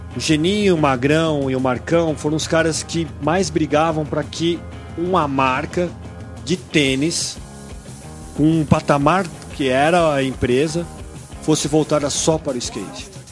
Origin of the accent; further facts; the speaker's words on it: Brazil; sou brasileiro